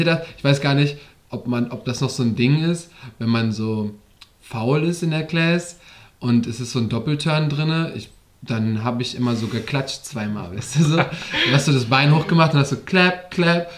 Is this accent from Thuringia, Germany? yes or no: no; Westerwald, Rhineland-Palatinate, Germany; moved away; da habe ich noch im Westerwald gewohnt, da wo ich herkomme, Rheinland-Pfalz.